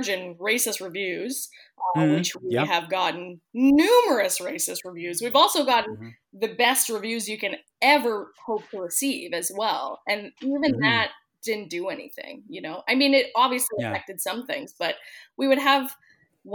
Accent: Victoria, British Columbia, Canada; we're based on Victoria.

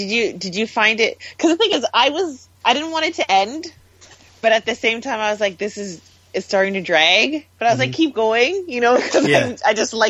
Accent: Canada; growing up in Canada

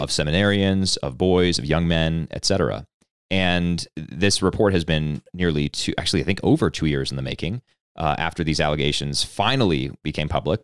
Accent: outside of Philadelphia, Pennsylvania, United States; now in Colorado, United States; I actually was born outside of Philadelphia

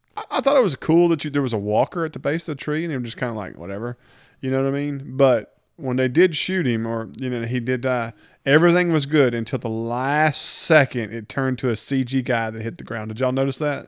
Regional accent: the South, United States; We're from the South

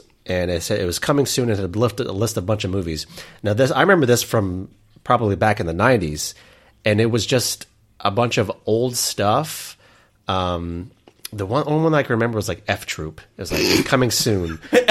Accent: Altus, Oklahoma, United States; The movie theater from my hometown of Altus, Oklahoma

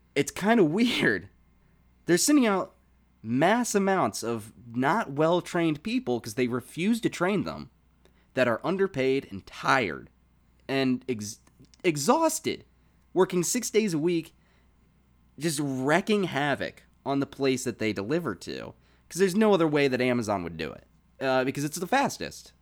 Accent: Virginia, United States; moved away; I moved back down to my hometown

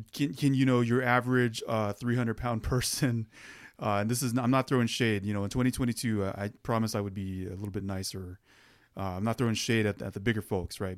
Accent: Arizona, United States; we're from Arizona

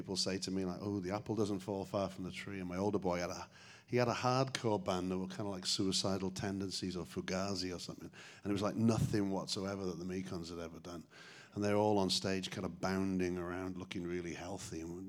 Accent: Newport, Wales, United Kingdom; now in Chicago, United States; Newport, my hometown.

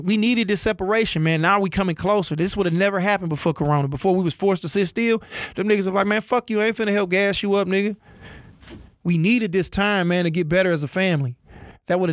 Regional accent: Oak Park, Michigan, United States; also born or lived in Detroit; I'm from Detroit. Grew up in Oak Park. Born in Detroit

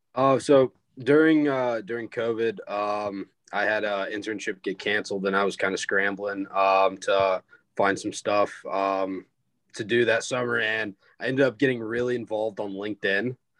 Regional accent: Greenville, South Carolina, United States; I'm a senior from Greenville, South Carolina

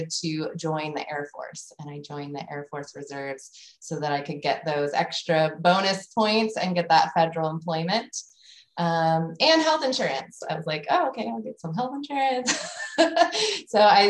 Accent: Las Vegas, Nevada, United States; moved away; I grew up in Las Vegas, Nevada

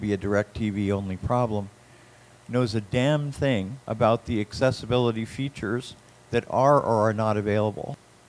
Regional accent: Florida, United States; I'm also from Florida.

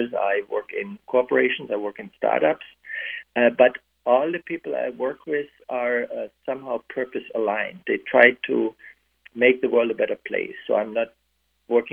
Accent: Germany; now in United States; I grew up in a divided country with a physical barrier, in West Germany, so I grew up with the Iron Curtain

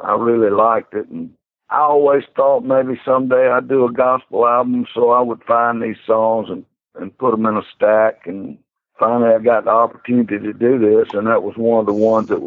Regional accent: Arabi, Georgia, United States; also born or lived in Athens, Georgia; I grew up down in South Georgia, Araby, Georgia

